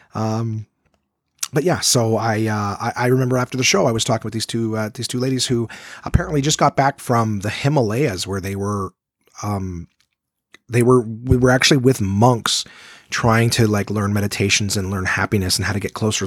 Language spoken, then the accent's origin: English; Canada; If you see yourself as Canadian, well, it's like the whole country is mine. I've never been to most of it, but it's my home.